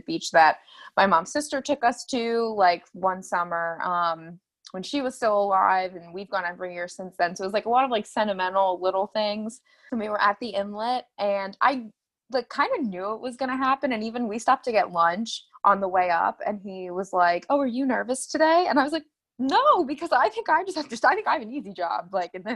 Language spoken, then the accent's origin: English; Phoenixville, Pennsylvania, United States; I grew up right outside of Philly. Well, not right outside, about, it was a 45-minute drive outside of Philly in a town called Phoenixville.